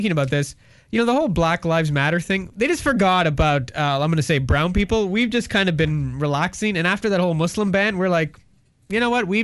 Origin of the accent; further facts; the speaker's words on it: Oakville, Ontario, Canada; I grew up in Oakville